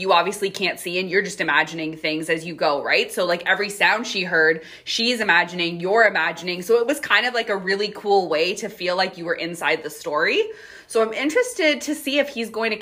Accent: Canada; we are Canadian

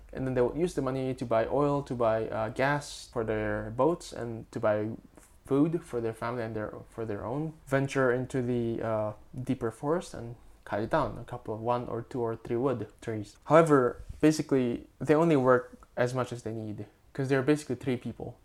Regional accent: Makassar, South Sulawesi, Indonesia; my hometown, Makassar

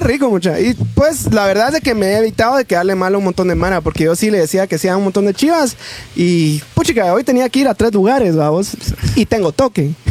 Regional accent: Guatemala; como somos los chapines

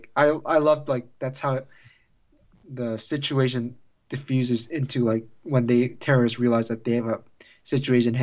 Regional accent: Baltimore, Maryland, United States; it was filmed in my hometown, Baltimore. And I remember walking by the sets when I was in high school

